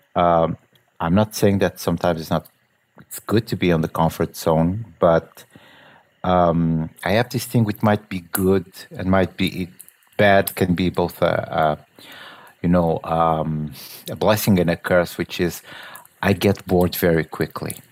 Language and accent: English; Portugal; I'm from Portugal